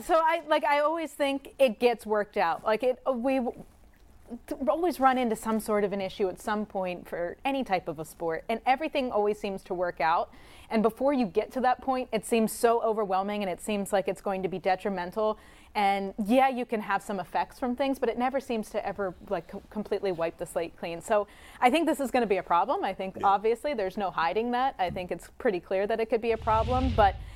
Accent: Pennsylvania, United States; I grew up in Pennsylvania

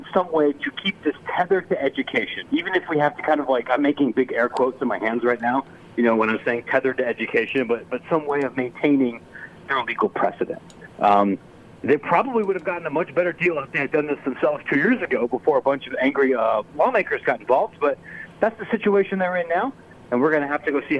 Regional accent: Illinois, United States; We have people here in my home state, here of Illinois

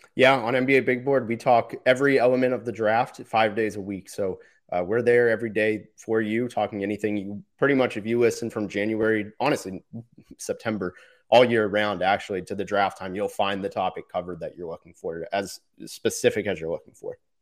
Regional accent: Florida, United States; I'm from Florida

